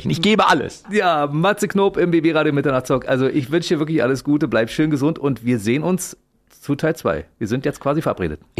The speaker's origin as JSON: {"language": "German", "region": "Berlin", "country": "Germany", "said": "Als Berliner kann ich das einschätzen."}